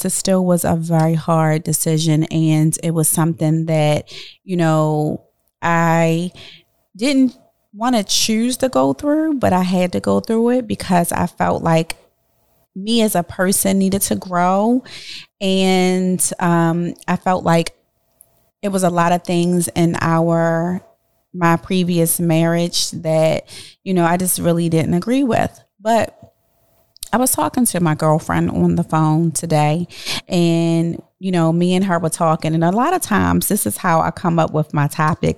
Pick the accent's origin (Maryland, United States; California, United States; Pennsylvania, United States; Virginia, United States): Maryland, United States; Baltimore; my hometown